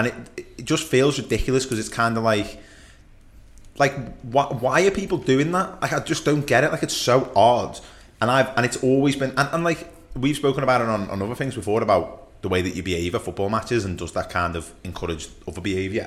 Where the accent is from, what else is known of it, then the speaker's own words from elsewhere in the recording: Merseyside, North West England, United Kingdom; I was the only person from Merseyside in the whole ground.